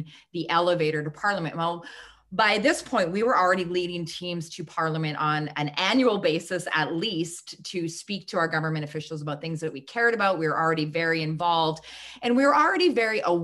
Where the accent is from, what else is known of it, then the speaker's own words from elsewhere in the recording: Canada; I was kind of like the next best thing in the lineup of Canadians